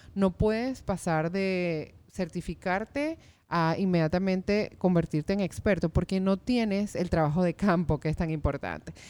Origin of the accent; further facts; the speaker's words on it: Venezuela; moved away; yo que vengo de Venezuela